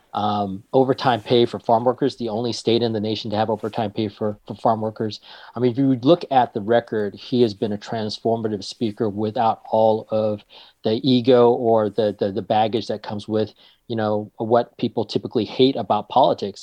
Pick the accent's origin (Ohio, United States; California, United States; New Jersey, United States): California, United States; Marysville; I grew up in Marysville, which is about forty-five minutes north of here